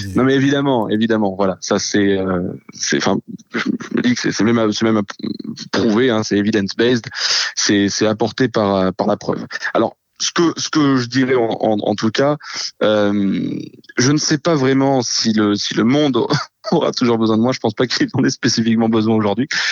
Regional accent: Marseille, Provence-Alpes-Côte d'Azur, France; je suis marseillais

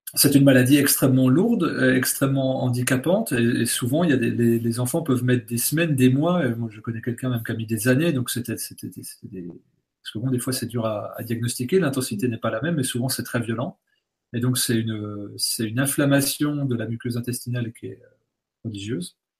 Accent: Bourgogne-Franche-Comté, France; je viens de, de Franche-Comté, donc le fromage, c'est pléthorique. Mon, grand-père faisait du, lait en tant que cultivateur et éleveur

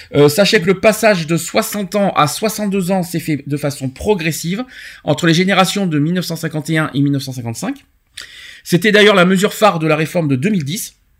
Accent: France; chez nous en France

